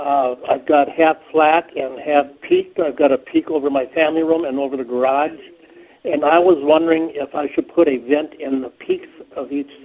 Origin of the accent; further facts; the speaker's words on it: Midwest, United States; moved away as an adult; now in Arizona, United States; We're from the Midwest. We moved out here about 22 years ago